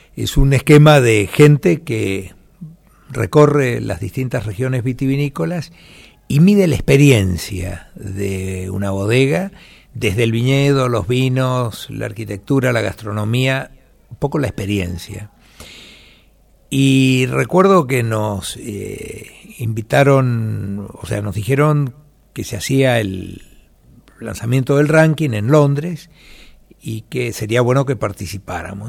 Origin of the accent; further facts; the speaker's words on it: Mendoza, Argentina; Nosotros somos una familia mendocina